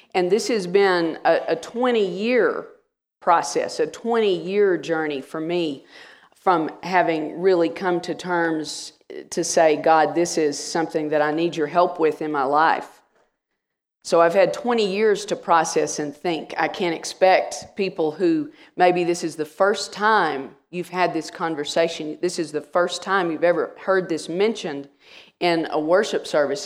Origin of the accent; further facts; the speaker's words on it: Wichita Falls, Texas, United States; also born or lived in Rowlett, Texas; I grew up in the Church of Christ in Wichita Falls, Texas, and was baptized when I was eleven